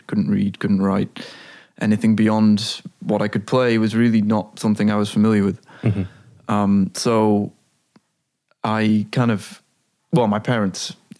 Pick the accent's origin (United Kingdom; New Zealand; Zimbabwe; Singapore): United Kingdom; Blackpool, North West England; moved away as an adult; now in Amsterdam, Netherlands; I moved here when I was 18 from Blackpool in the northwest of England.